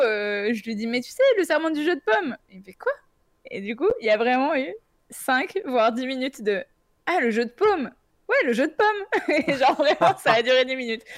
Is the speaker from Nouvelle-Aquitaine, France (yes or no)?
no; Auvergne-Rhône-Alpes, France; je suis auvergnate.